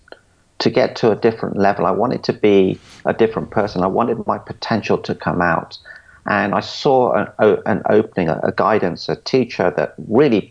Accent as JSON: {"language": "English", "region": "London", "country": "United Kingdom", "tie": "born or raised there", "said": "I was brought up in London, and I was brought up as a coconut"}